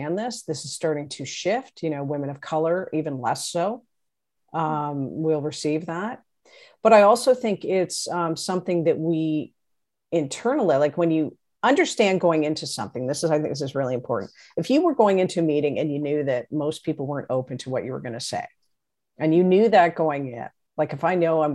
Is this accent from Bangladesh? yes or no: no; Canada; I'm Canadian